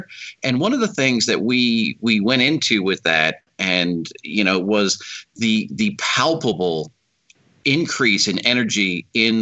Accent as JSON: {"language": "English", "town": "Philadelphia", "region": "Pennsylvania", "country": "United States", "tie": "born or raised there", "moved": "yes", "lives_now": "Texas, United States", "said": "we growing up in Philadelphia"}